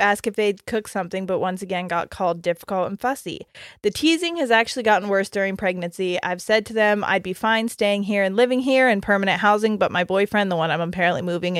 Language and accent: English; England, United Kingdom; now in United States; I'm English, living in the U.S. whilst I finish my university course. As soon as I've finished, I plan on going home.